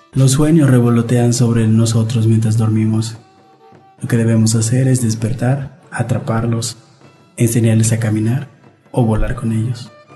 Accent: Peto, Yucatán, Mexico; first language Yucatec Maya; Spanish is a second language; soy escritor maya. La lengua maya fue mi lengua materna. Eh, fue al acudir a la escuela, a la primaria, que aprendí a hablar español

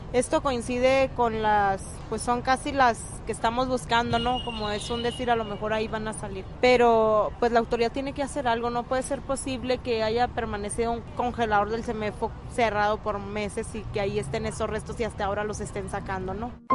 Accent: Chihuahua, Mexico; Yo soy del estado de Chihuahua

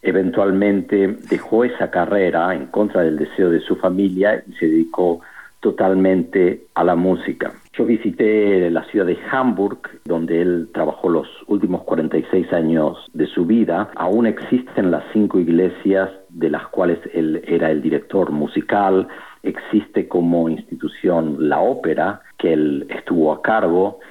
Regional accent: Argentina; moved away as an adult; also born or lived in Freiburg, Germany / Toronto, Canada / Miami, United States / Texas, United States; now in Portland, United States; Me fui de Argentina hace más de 25 años, estudié en Freiburg, en Alemania, luego estuve dos años en Toronto, en Canadá

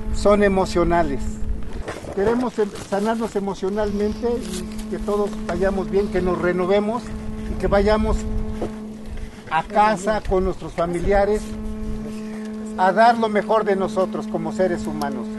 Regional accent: Mexico; nosotros como mexicanos

